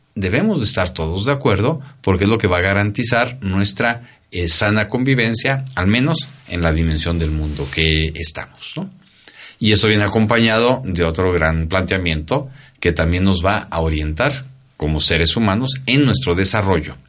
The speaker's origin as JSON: {"language": "Spanish", "country": "Mexico"}